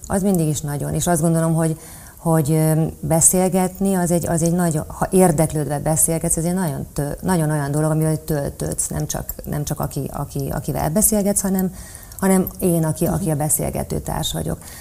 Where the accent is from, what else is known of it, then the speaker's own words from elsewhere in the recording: Celldömölk, Vas, Hungary; moved away; én nagyon vidéki lány vagyok, Celdömökről jöttem, kisváros